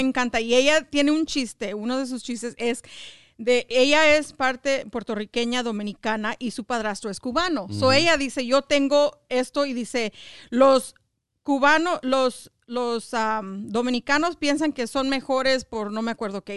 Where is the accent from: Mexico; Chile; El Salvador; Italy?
Mexico; now in United States; somos latinos, somos mexicanos